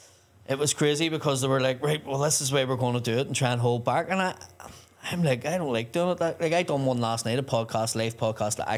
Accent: Belfast, Northern Ireland, United Kingdom; Belfast, obviously, is my hometown

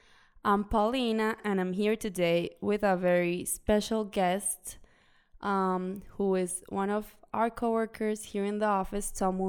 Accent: Colombia; now in United States; My experience, I grew up in Colombia, I went to school in Colombia, now I'm interning here.

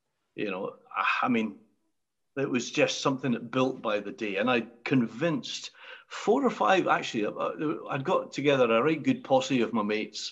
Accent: Inverness, Scotland, United Kingdom; Inverness, my hometown

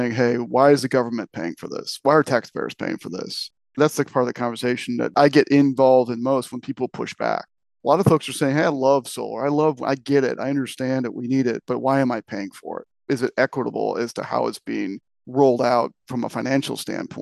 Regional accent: Michigan, United States; moved away; I'm originally from Michigan

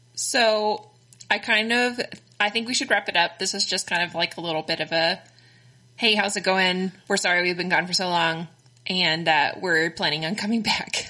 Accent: Texas, United States; accent: Texan; also born or lived in Connecticut

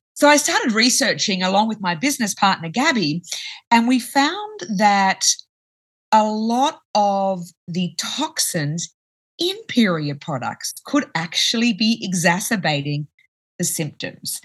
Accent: Australia; I'm from Australia

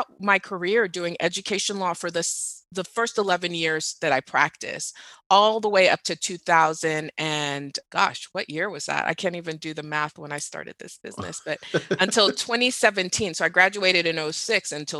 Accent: Dubai, United Arab Emirates; also born or lived in Nigeria / Doha / Riyadh; So I grew up in the Middle East. I grew up in Dubai and Doha.

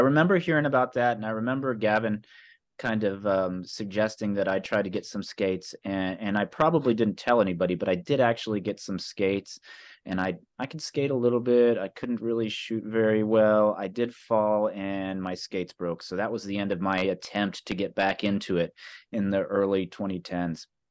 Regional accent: Carbondale, Illinois, United States; I grew up here in Carbondale

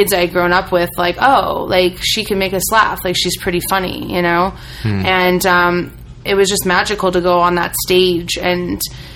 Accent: Midwest, United States; growing up in the Midwest

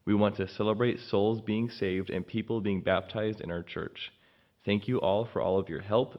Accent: Tokmok, Chuy Region, Kyrgyzstan; Greetings. … I am from Tokmok, Kyrgyzstan. I am the pastor of All Nations Church.

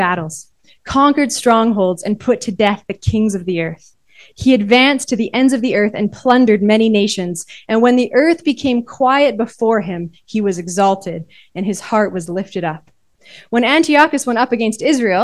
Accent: Canada; my own context as a Canadian

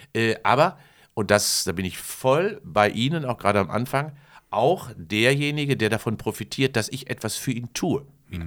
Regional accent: Kamen, North Rhine-Westphalia, Germany; bei mir in meinem Heimatort in Carmen Heeren, in Heerenwerbe, gab es ja eine Zeche

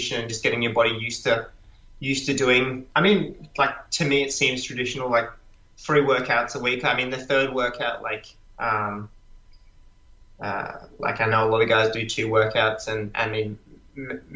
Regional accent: Australia; as an Australian guy

